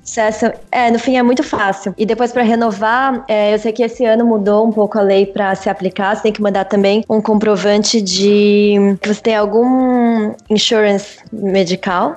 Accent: São Paulo, Brazil; first language Portuguese; moved away as an adult; now in Belgium; eu nasci em São Paulo e sempre morei lá

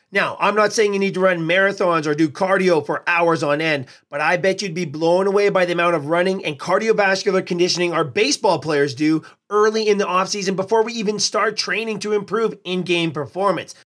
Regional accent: Edmonton, Alberta, Canada; here in my hometown of Edmonton

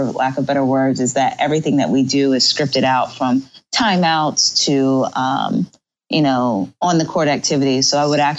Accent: Fayetteville, North Carolina, United States; born or raised there

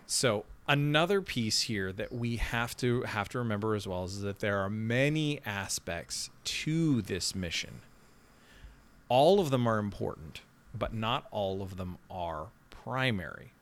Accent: Canada; now in Nashville, United States; as the Canadian

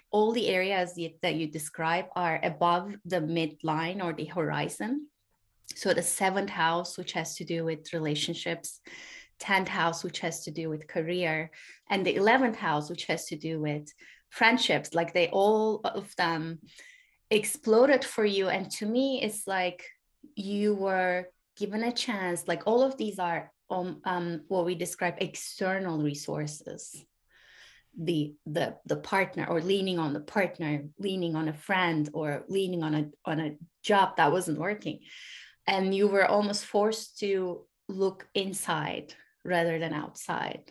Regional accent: Turkey; also born or lived in Europe; now in United States; I grew up in Turkey. I live in the US. I actually lived in Europe for a little bit.

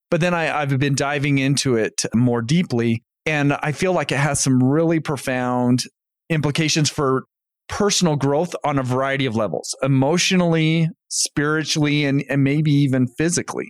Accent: North Ogden, Utah, United States; moved away as an adult; also born or lived in Indiana; I grew up in North Ogden, Utah

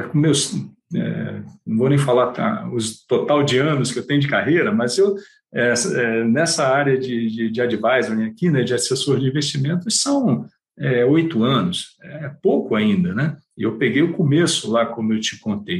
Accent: Rio de Janeiro, Brazil; accent: carioca; moved away as an adult; now in São Paulo, Brazil; apesar de eu estar 30, há 30 anos em São Paulo, o sotaque ainda não, não acharam a cura para o sotaque carioca.

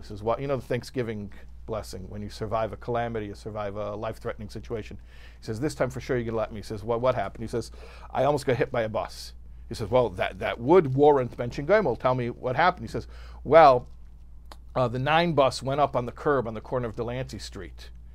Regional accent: Chicago, Illinois, United States; I'm from Chicago

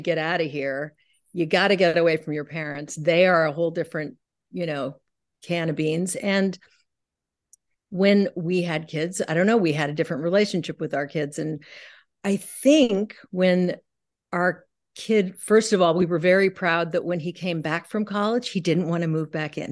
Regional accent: San Francisco, California, United States; also born or lived in New York; now in Pacific Northwest, United States; I grew up in San Francisco in, in the sixties

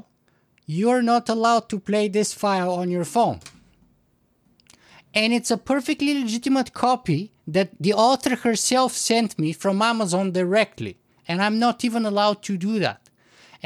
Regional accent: Bulgaria; now in Canada; I'm originally from Bulgaria

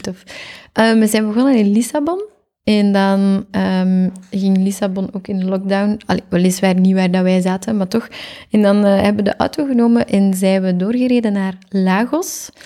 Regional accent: Geraardsbergen, Flanders, Belgium; also born or lived in Zottegem; now in Antwerp, Belgium; Ik ben oorspronkelijk van Oppasselt. Niemand kent dat. Dat ligt in Gerardsbergen

